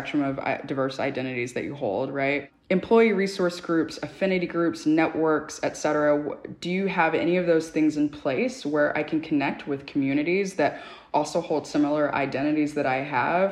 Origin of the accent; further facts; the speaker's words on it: Dallas, Texas, United States; moved away as an adult; now in New York City, United States; when I was growing up in Dallas, Texas